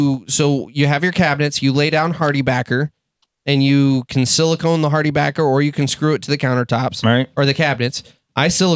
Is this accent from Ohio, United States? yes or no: no; Texas, United States; now in Michigan, United States; I'm from Texas